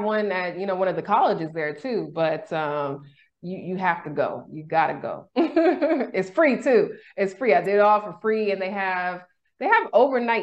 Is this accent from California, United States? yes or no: yes; Sacramento, California, United States; moved away as an adult; now in Mexico; I'm originally from Sacramento.